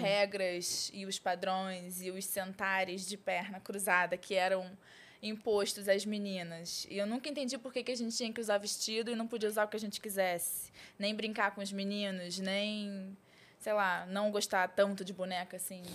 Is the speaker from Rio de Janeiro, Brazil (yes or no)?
yes; Rio de Janeiro, Brazil; Nascida e criada no Rio de Janeiro